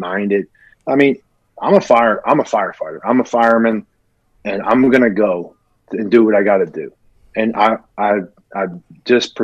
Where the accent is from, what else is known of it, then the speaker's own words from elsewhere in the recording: Philadelphia, Pennsylvania, United States; moved away as an adult; I was a kid from Philly